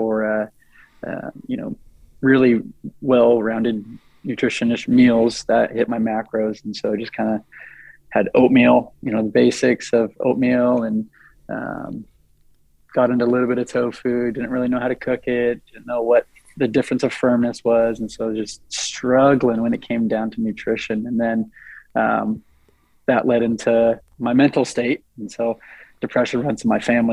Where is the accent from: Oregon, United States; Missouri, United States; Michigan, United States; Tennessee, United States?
Oregon, United States; Eugene; I'm from Eugene, Oregon